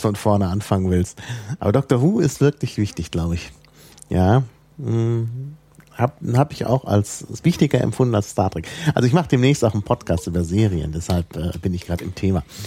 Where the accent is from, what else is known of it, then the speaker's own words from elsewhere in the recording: Berlin, Germany; als äh, Berliner